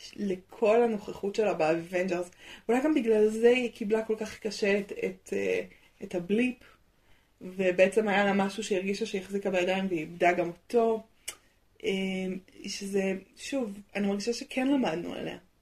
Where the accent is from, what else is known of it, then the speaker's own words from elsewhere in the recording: Israel; נולדתי בארץ